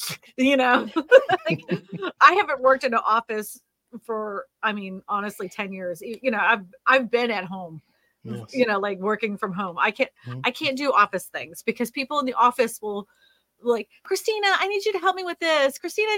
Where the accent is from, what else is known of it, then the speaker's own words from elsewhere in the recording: Massachusetts, United States; also born or lived in Pennsylvania; I mean, honestly, I'm from Massachusetts originally. I've lived up north. I was born in Pennsylvania. I've been all over this beautiful land.